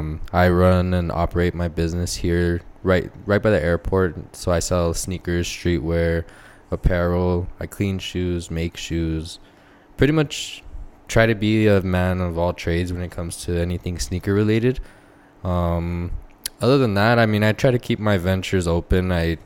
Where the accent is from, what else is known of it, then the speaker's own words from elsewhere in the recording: El Paso, Texas, United States; Yeah, pretty much born and raised in El Paso.